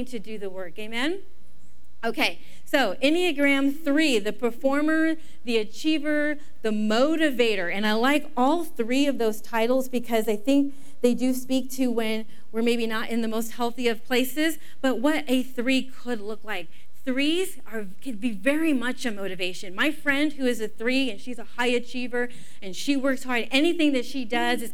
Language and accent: English; Los Angeles, California, United States; moved away as an adult; now in Inland Empire, United States; we're not actually from the Inland Empire, we're from the San Fernando Valley, and I grew up in the Valley Girl age.